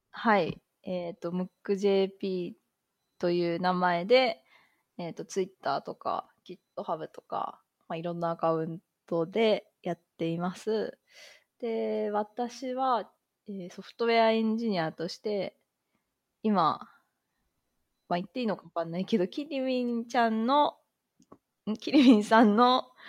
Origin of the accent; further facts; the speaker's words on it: Kanagawa, Japan; 私は、まあ、関東圏の出身なんですけど、はい、なので、まあ、結構実家とかも近くて